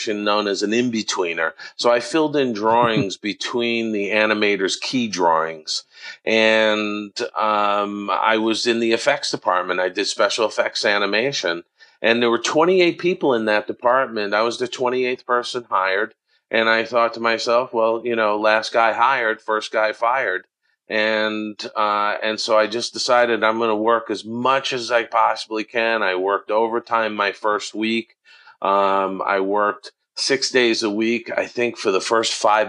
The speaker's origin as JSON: {"language": "English", "area": "Long Island", "region": "New York", "country": "United States", "tie": "born or raised there", "said": "I grew up on Long Island in New York"}